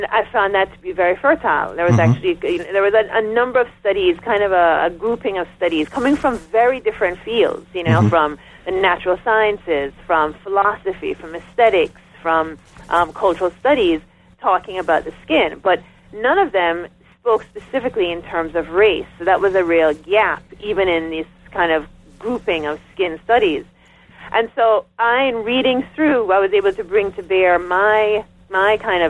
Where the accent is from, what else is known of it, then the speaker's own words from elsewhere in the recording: Jamaica; moved away as an adult; now in United States; I'm coming in as a Jamaican.